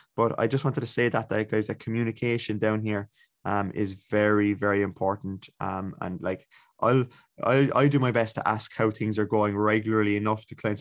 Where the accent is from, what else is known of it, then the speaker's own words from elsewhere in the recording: Ballincollig, Munster, Ireland; I'm from Ballincollig.